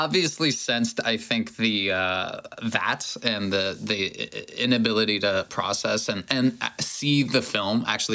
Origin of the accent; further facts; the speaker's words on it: Ohio, United States; I grew up in Ohio